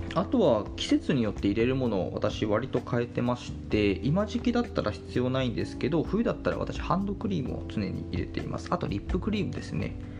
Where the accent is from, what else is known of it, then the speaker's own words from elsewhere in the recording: Hokkaido, Japan; moved away as an adult; now in Kanto, Japan; 私もともと北海道出身で、えっと、最初の就職も北海道でしています。で、その後上京してきて今は関東で暮らしているんですけども